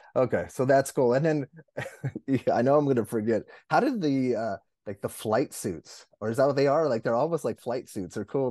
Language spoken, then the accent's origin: English; Los Angeles, California, United States; I come from Los Angeles